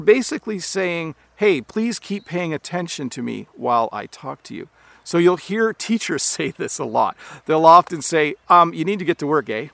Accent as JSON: {"language": "English", "country": "Canada", "accent": "Canadian English", "said": "as a Canadian"}